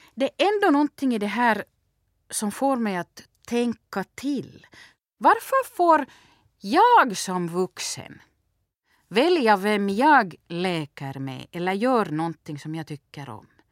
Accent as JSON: {"language": "Swedish", "town": "Turku", "region": "Southwest Finland", "country": "Finland", "tie": "born or raised there", "moved": "yes", "lives_now": "Vaasa, Finland", "said": "Jag är uppvuxen i Åbo och bor i Vasa."}